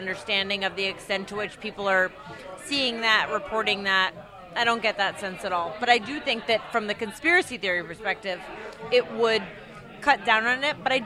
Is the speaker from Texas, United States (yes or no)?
no; Boston, Massachusetts, United States; moved away; I'm from Boston, but I didn't live in Boston at the time